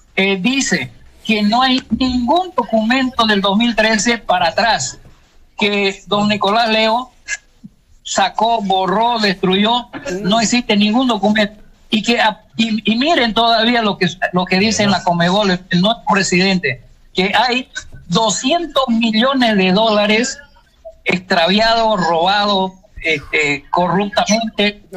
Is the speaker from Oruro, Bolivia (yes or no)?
no; Santa Cruz de la Sierra, Santa Cruz, Bolivia; also born or lived in Ponta Grossa, Brazil; now in Asunción, Paraguay; el campeonato cruceño de ahí de mi ciudad